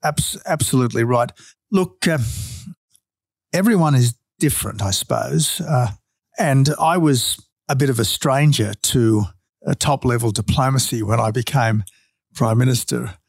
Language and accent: English; Australia